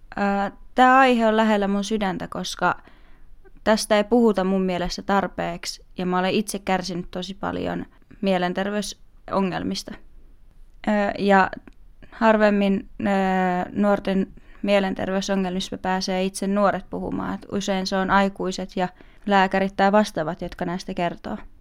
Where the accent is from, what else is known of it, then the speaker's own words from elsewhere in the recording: Vantaa, Uusimaa, Finland; Meillä Vantaalla